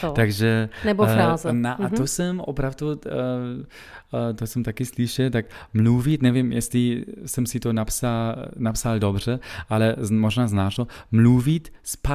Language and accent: Czech; Wittenberg, Saxony-Anhalt, Germany; Czech is a second language; also born or lived in Berlin; now in Czech Republic; odkud, odkud odkud pocházím, ano. z Wittenbergu